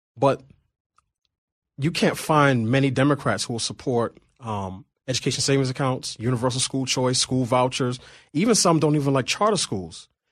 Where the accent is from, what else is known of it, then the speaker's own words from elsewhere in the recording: New York City, New York, United States; moved away as an adult; now in Washington, D.C., United States; I grew up in Queens